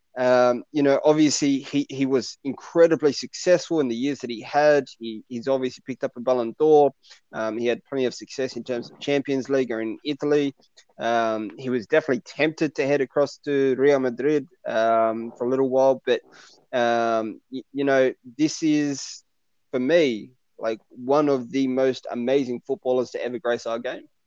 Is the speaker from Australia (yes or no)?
yes; Bankstown, New South Wales, Australia; I grew up in Bankstown. Uh, that's where I lived for 20 odd years of my life.